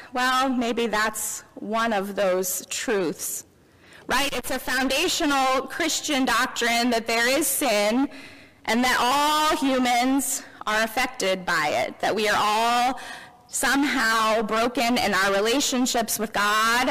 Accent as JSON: {"language": "English", "town": "Memphis", "region": "Tennessee", "country": "United States", "tie": "born or raised there", "moved": "yes", "lives_now": "Elizabethtown, United States", "said": "I grew up in Memphis, as you may know, in the heart of the Bible Belt"}